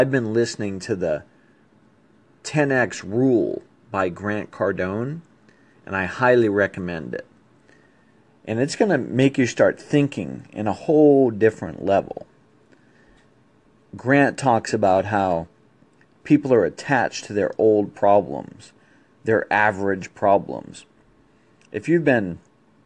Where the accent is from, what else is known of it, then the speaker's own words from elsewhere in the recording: East Coast, United States; when I grew up on the East Coast